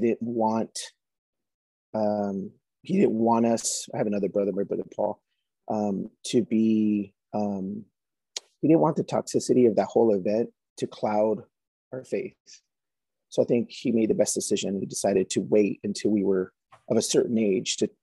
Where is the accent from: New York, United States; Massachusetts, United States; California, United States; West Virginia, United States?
California, United States; San Jose; moved away as an adult; also born or lived in Bay Area, California; now in Idaho, United States; originally from San Jose, California, Diocese of San Jose